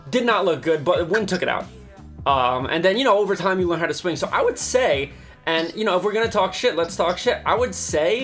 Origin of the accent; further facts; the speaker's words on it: New Jersey, United States; I'm from New Jersey